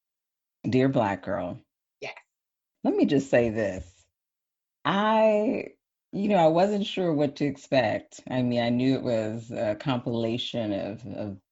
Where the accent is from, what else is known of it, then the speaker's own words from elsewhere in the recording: Wisconsin, United States; I'm from Wisconsin, so I was feeling the Midwest vibes